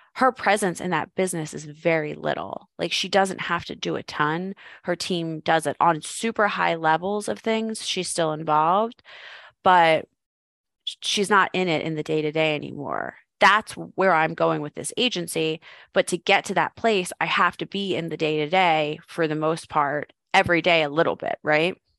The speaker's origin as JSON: {"language": "English", "town": "Philadelphia", "region": "Pennsylvania", "country": "United States", "also_born_or_lived": "Arizona", "moved": "as an adult", "said": "I'm from Philadelphia, sold all my stuff, moved to Arizona"}